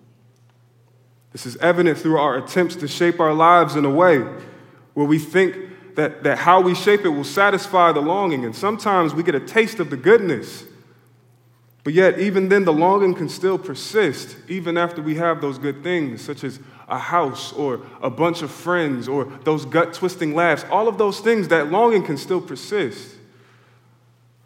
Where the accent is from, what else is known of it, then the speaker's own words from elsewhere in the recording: Philadelphia, Pennsylvania, United States; I grew up in Philly